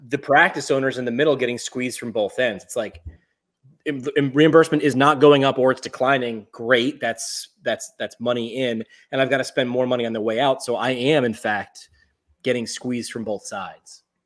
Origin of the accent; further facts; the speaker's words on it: New York, United States; moved away; also born or lived in Northeast Pennsylvania; I grew up in New York